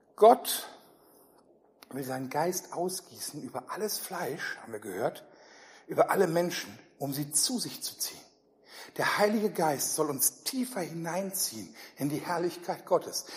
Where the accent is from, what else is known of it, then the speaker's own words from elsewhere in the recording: Ruhr area, North Rhine-Westphalia, Germany; ich komme eher so aus Richtung Ruhrgebiet